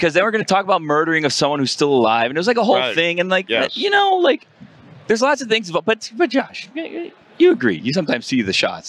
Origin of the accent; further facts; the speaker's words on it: Miami, Florida, United States; We're from Miami.